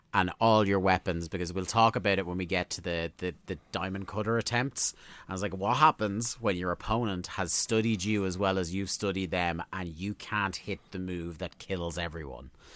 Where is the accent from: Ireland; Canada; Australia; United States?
Ireland; we're Irish